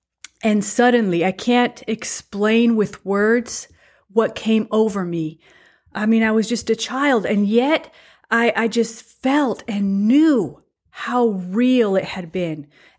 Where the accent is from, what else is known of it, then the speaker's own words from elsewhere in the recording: Mexico; first language Spanish; English is a second language; So I was born in Mexico. I have a Mexican citizenship, even though I don't look very Mexican or I don't have Mexican blood flowing through my veins. My first culture, my first language, everything was Spanish, Mexican.